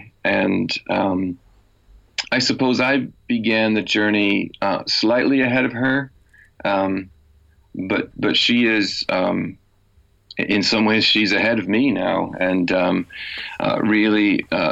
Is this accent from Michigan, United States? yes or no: yes; Michigan, United States; moved away as an adult; also born or lived in Chicago; now in Belfast, United Kingdom; I grew up in a small town in the state of Michigan, and then did university and seminary training in Chicago